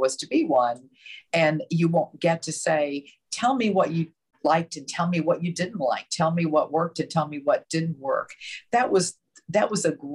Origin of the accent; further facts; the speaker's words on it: the South, United States; I grew up in the South